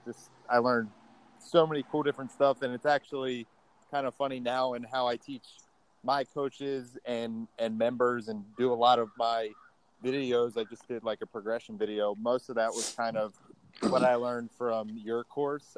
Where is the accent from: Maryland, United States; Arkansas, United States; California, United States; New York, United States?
Maryland, United States; Baltimore; moved away as an adult; also born or lived in Indiana; now in Austin, United States; I was born and raised in in Baltimore, Maryland.